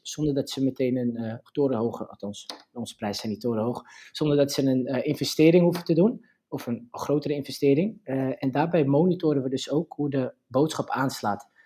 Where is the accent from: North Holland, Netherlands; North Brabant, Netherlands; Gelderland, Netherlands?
North Holland, Netherlands; Purmerend; ik kom uit Purmerend